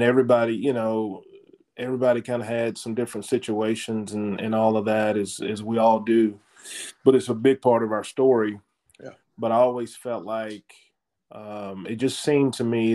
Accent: Hooks, Texas, United States; moved away; I'm from Hooks, Texas

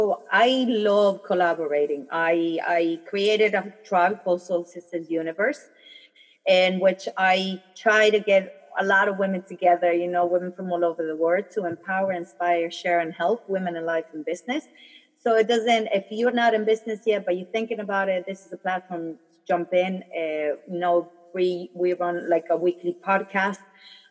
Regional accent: Germany; also born or lived in Philippines; when I was born in the Philippines, as soon as I was born, we moved to Germany

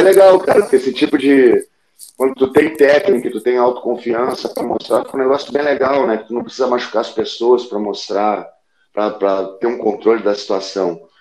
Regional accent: Porto Alegre, Rio Grande do Sul, Brazil; now in Rio de Janeiro, Brazil; quando eu saí de Porto Alegre

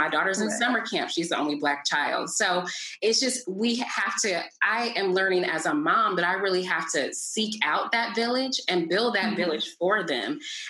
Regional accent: the deep South, United States; moved away as an adult; now in Los Angeles, United States; I'm from the deep South, born and raised in the South, now living in Los Angeles.

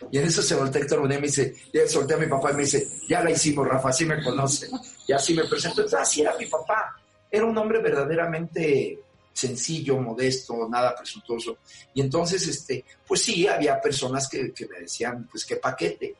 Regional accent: Santa Clara, State of Mexico, Mexico; born or raised there

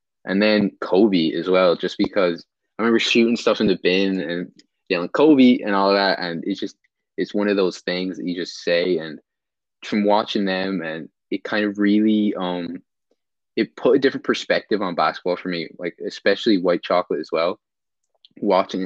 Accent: Ireland; also born or lived in Sacramento, California, United States; I was born in Sacramento, and I moved to Ireland in, like, 2005.

